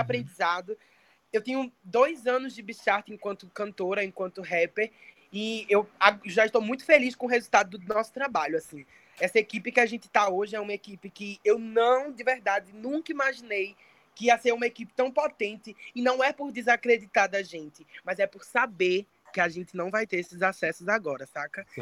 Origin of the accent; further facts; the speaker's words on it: Santa Rita, Brazil; eu comecei fazendo teatro, eu tinha sete anos de idade, numa ONG lá em Santa Rita, de onde eu sou